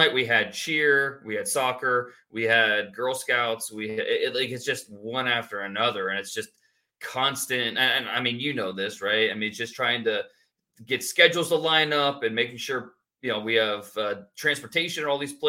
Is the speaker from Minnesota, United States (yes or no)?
no; Warren, Ohio, United States; also born or lived in Akron, Ohio / Texas; I'm from Warren, Ohio. I was actually born in Akron, but I moved to Warren when I was young and raised there.